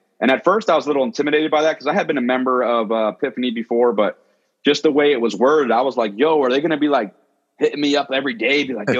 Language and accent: English; Delaware, United States; And I came to Philly from Delaware.